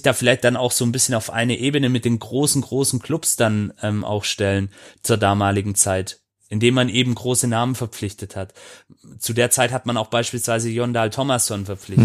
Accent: Swabia, Germany; ich als gebürtiger Schwabe

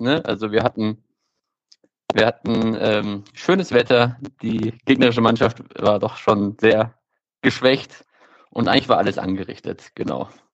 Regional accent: Stuttgart, Baden-Württemberg, Germany; moved away as an adult; now in Bochum, Germany; ich bin ähm, in Stuttgart aufgewachsen, im Stuttgarter Norden

